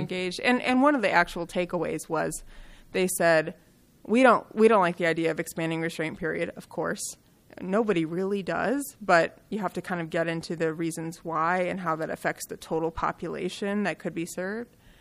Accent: Kalamazoo, Michigan, United States; I grew up in Kalamazoo, Michigan

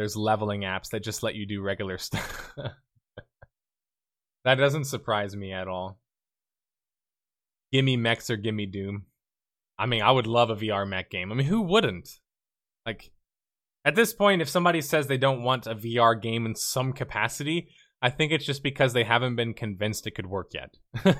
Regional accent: Houston, Texas, United States; I'm from Texas. I'm from Houston.

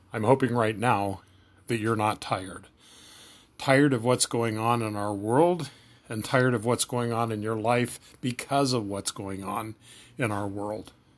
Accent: Kansas, United States; moved away as an adult; also born or lived in Minnesota; I moved back home to Kansas for the summer and got a three-month job on a construction crew

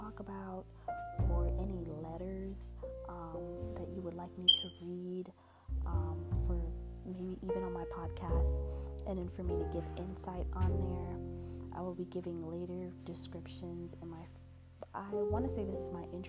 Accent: Florida, United States; also born or lived in New Jersey; I was born in New Jersey. I ended up moving here moving to Florida when I was 9 years old. And then from there, I've just been pretty much a Floridian.

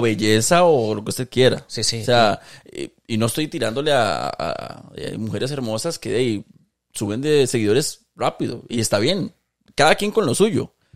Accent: Costa Rica; siendo ticos todos

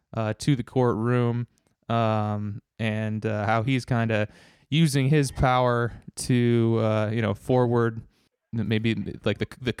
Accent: United States; that kind of stuff is kind of beat into you as an American

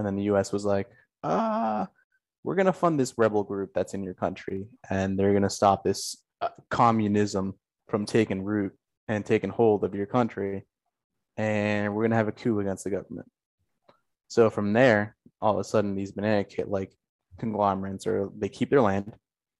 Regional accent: Guatemala; I'm from Guatemala

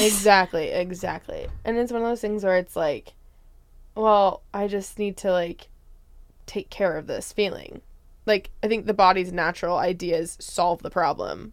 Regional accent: Spokane, Washington, United States; moved away; I'm originally from Spokane, Washington.

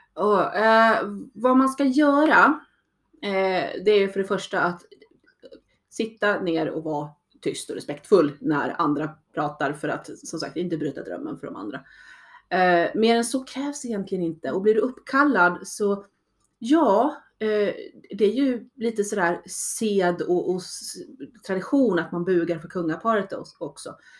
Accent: Sweden; jag började i SCA, som då svensk

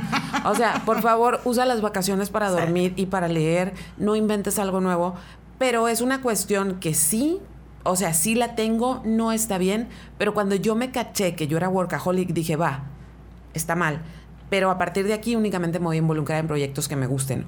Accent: Mexicali, Baja California, Mexico; soy oriunda de Mexicali

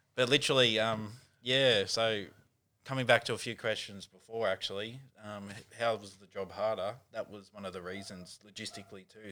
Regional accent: Newcastle, New South Wales, Australia; now in Sydney, Australia; back in Newcastle

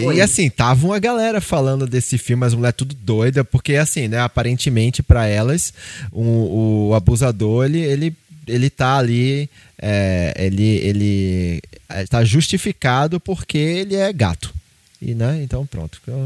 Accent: Recife, Pernambuco, Brazil; moved away; lá em Recife, lá na minha, na minha terra

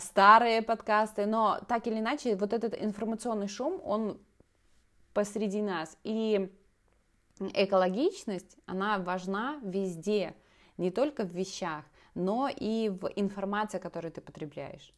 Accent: Belarus; also born or lived in Grodno; я старшая, я живу в Беларуси, пока что в Гродно

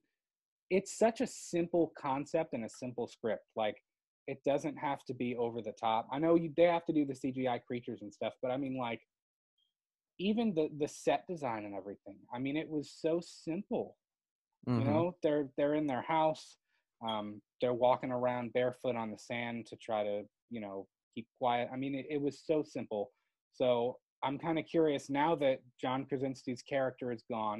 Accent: Florida, United States; moved away; in Florida, I was born in Florida

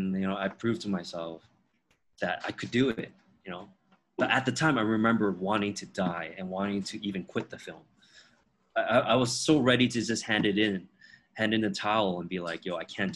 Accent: Toronto, Ontario, Canada; first language Teochew; English is a second language; moved away as an adult; also born or lived in Beijing; I was born and raised in Toronto

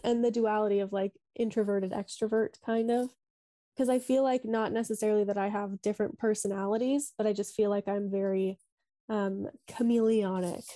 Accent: Sioux Falls, South Dakota, United States; moved away as an adult; now in Dublin, Ireland; I'm from South Dakota, born and raised.

